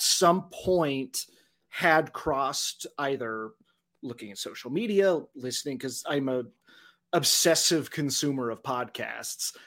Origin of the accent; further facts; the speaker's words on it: Dodge City, Kansas, United States; moved back to my hometown of Dodge City